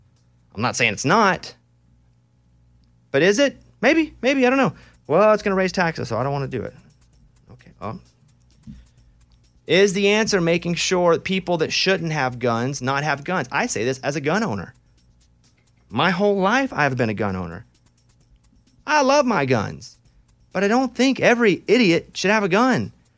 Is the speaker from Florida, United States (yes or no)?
no; Arkansas, United States; I grew up in Arkansas. Guns weren't so important. They were tools to us.